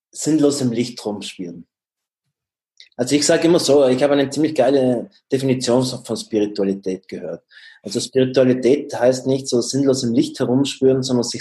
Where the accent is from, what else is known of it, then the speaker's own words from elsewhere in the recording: Trentino-Alto Adige, Italy; now in Vienna, Austria; Ich bin jetzt, äh, ich bin normalerweise in Wien ansässig, bin aber gebürtiger Südtiroler.